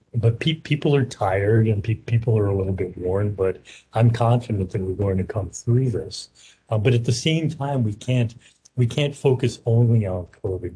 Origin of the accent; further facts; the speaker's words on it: New York, United States; also born or lived in Philadelphia / San Francisco / Baltimore; now in Portland, United States; I'm originally from New York